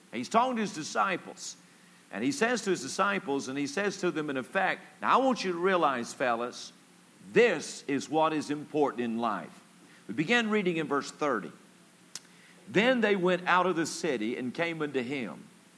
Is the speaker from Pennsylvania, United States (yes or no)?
no; Palm Beach, Florida, United States; I'm from Palm Beach, Florida. I don't know how to count.